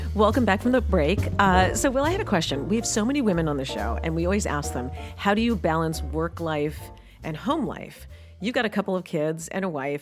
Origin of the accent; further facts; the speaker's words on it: New York City, New York, United States; moved away; I grew up in New York City with taxis